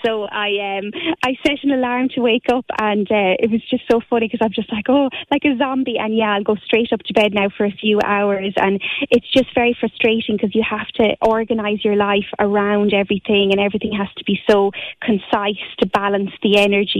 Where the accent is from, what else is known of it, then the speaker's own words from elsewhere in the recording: Moycullen, Connacht, Ireland; I'm originally from Mycullough in Galway